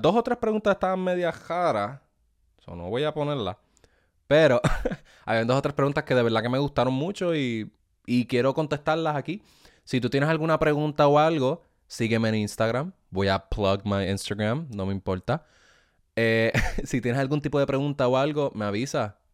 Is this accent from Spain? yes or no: no; Ponce, Puerto Rico; accent: boricua; also born or lived in Bayamón, Puerto Rico / Juana Díaz, Puerto Rico; now in United States; yo soy original de Ponce